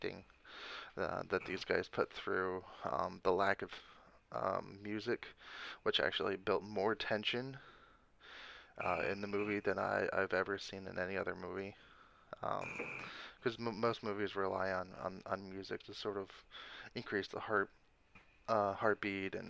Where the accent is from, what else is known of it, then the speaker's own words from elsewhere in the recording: Texas, United States; I'm from Texas